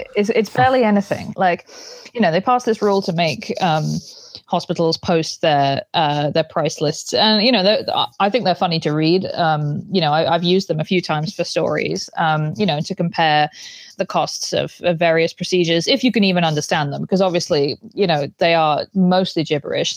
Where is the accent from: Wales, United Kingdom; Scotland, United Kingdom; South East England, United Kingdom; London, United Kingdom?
South East England, United Kingdom; Banbury; moved away; the local hospital in my hometown